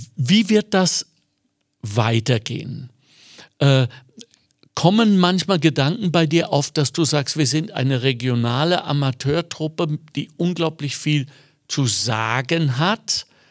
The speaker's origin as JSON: {"language": "German", "country": "Germany", "said": "Und ich bin Deutscher"}